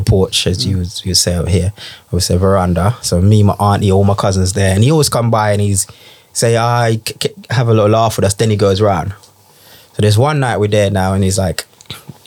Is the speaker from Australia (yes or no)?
no; Jamaica; now in United Kingdom; I grew up in Jamaica